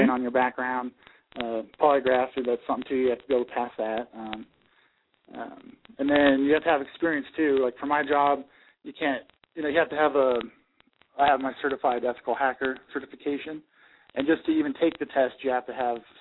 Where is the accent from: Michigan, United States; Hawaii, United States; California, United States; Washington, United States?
Washington, United States; Moses Lake; moved away as an adult; also born or lived in San Antonio, Texas; I was born and raised in Moses Lake, Washington, a small town in Washington State.